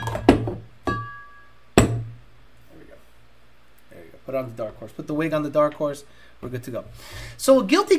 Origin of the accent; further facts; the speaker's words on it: Holyoke, Massachusetts, United States; where I grew up in Holyoke, Massachusetts